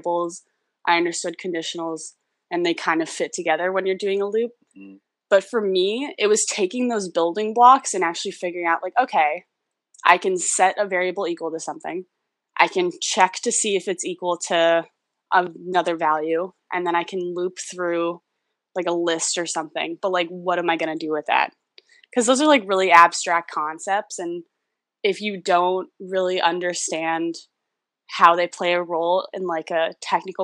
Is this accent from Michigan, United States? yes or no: no; New York City, New York, United States; I've lived in New York City my entire life